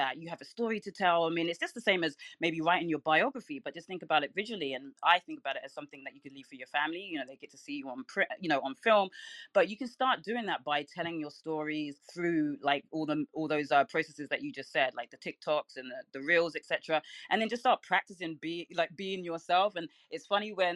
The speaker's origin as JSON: {"language": "English", "region": "London", "country": "United Kingdom", "moved": "yes", "lives_now": "Brooklyn, United States", "said": "I'm from London, but I live in Brooklyn"}